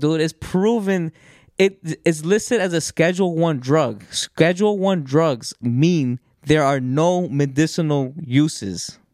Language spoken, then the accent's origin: English; New York, United States; growing up in New York, in these states, in these public schools